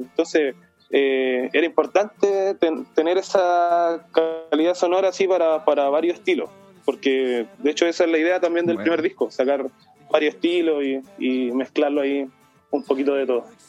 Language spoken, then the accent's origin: Spanish; Ovalle, Coquimbo, Chile; soy originario de Valle, aquí nací, aquí crecí